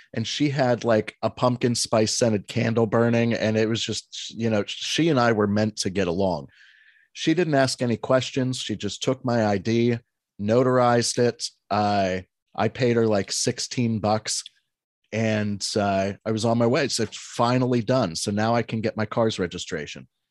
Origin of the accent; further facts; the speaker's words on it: Alexandria, Pennsylvania, United States; moved away; my hometown of five hundred people and thirty-five farms.